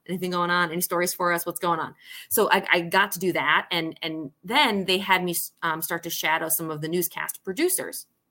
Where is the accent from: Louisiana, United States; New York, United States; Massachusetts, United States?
New York, United States; Syracuse; also born or lived in Solvay, New York / London / Maine; was born in Syracuse, New York